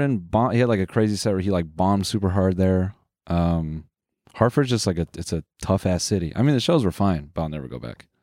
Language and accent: English; Canada; we're Canadian